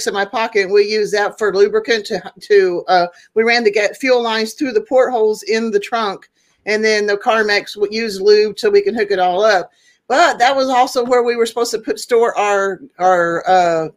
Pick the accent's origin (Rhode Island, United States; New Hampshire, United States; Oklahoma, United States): Oklahoma, United States; moved away as an adult; also born or lived in Tulsa, Oklahoma / Alaska / Texas / California; I was born in Northeast Oklahoma in Tulsa, and my teenage years we lived in Southwest Oklahoma, and then I moved back up to Northeast Oklahoma